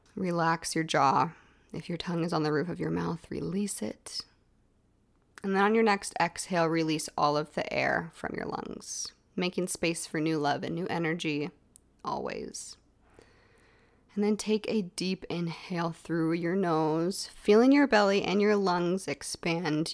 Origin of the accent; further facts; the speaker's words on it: Texas, United States; growing up in Texas, we lived in a haunted house